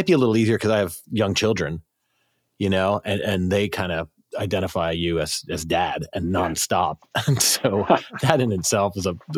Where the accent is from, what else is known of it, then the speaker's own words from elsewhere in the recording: South Carolina, United States; I grew up in South Carolina